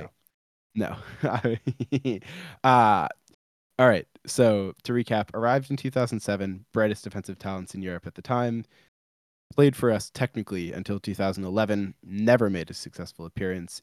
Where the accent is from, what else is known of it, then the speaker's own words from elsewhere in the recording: United States; I'm American